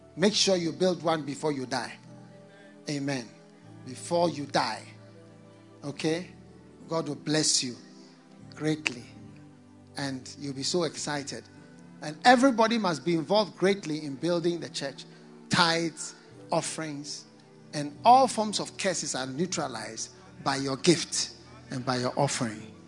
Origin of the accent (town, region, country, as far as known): Ghana; also born or lived in Osogbo, Nigeria (ancestry) / Ogbomosho, Nigeria (ancestry)